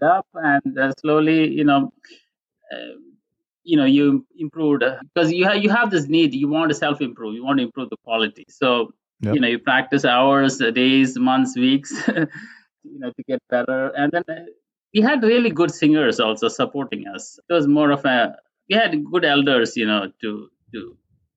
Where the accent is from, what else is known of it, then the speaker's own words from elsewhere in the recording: Kuwait; moved away; I was born and brought up in Kuwait